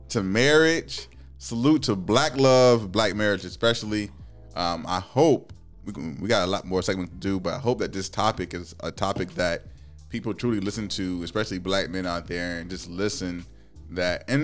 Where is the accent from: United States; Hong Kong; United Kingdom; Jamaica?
United States; Midwest; when I was growing up in the Midwest, there weren't really black people around